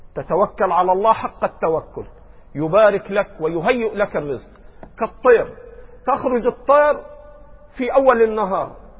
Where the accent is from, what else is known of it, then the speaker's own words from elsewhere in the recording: Egypt; عندنا في مصر